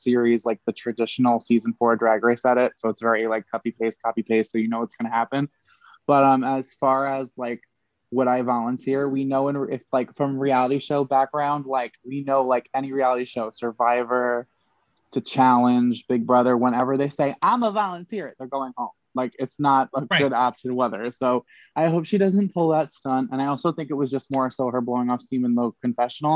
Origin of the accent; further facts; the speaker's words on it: New York City, New York, United States; I'm from Brooklyn